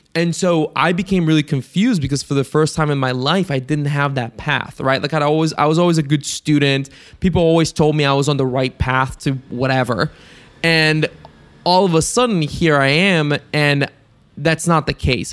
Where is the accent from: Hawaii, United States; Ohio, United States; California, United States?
Ohio, United States; also born or lived in Bulgaria; I'm from Ohio, like, that's, like, my area of the U S that I'm in.